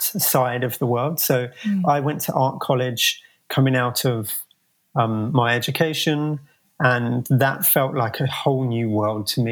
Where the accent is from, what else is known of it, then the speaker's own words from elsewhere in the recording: Croydon, London, United Kingdom; moved away as an adult; now in San Francisco, United States; I grew up in South London. I think it's slightly debatable if I can call it London or not. The city is called Croydon.